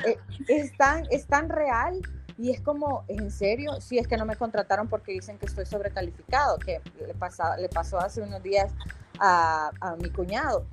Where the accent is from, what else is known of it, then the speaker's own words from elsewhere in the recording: El Salvador; moved away as an adult; now in United States; como salvadoreña y muy orgullosa de poder representar a mi país